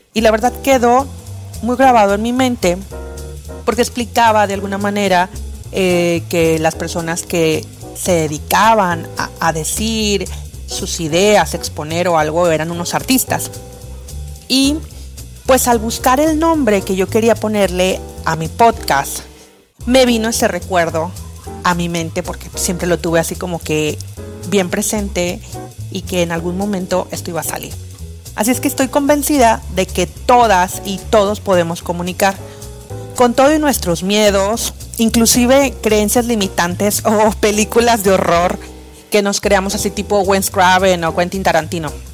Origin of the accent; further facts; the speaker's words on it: Mexico; also born or lived in Playa Miramar, Tamaulipas; yo soy mexicana, eh, vivo cerca de una playita hermosa que se llama Playa Miramar.